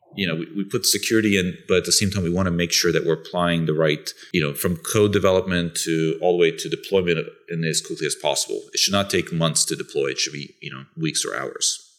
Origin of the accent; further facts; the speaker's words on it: Bulgaria; also born or lived in Italy; now in United States; I'm originally from Bulgaria, that's in Europe